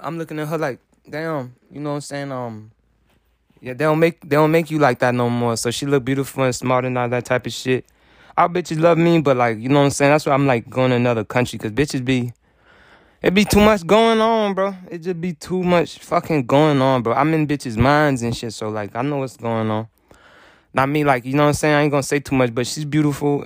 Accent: United States; I'm American

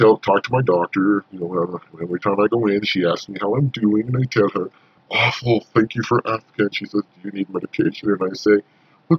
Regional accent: Montana, United States; moved away; also born or lived in southern Indiana; I'm originally from Montana

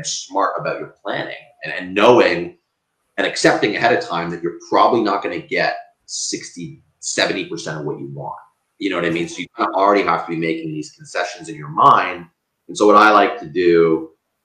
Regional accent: Canada; I'm Canadian

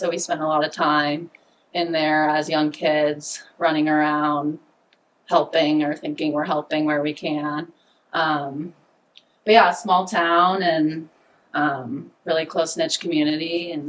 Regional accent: Jackson, Wyoming, United States; born or raised there

